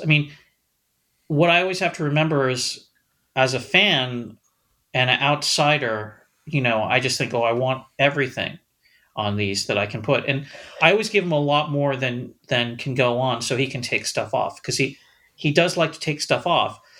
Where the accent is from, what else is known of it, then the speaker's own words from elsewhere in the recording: Los Angeles, California, United States; I am from Los Angeles, but I grew up in a smaller suburb.